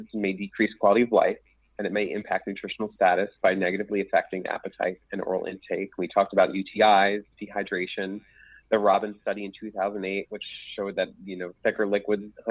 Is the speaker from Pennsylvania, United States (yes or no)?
yes; Philadelphia, Pennsylvania, United States; accent: Philadelphia; my Philadelphia accent.